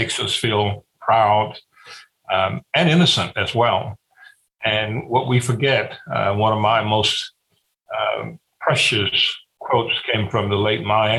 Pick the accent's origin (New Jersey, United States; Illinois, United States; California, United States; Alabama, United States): Alabama, United States; Greene County; I'm from Greene County, Alabama. It was 80% black in 1860, 80% black today.